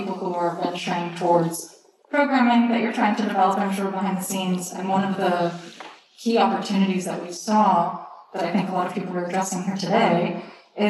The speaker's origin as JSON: {"language": "English", "region": "Texas", "country": "United States", "said": "I'm from Texas, from the US."}